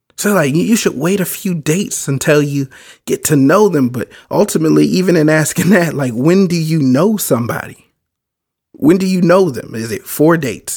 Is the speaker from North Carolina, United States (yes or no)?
no; Baltimore, Maryland, United States; I grew up in Baltimore.